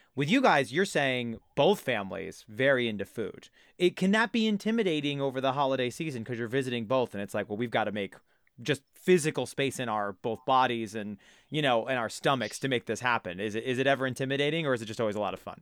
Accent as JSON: {"language": "English", "area": "Jersey Shore", "region": "New Jersey", "country": "United States", "tie": "born or raised there", "said": "I grew up on the Jersey Shore"}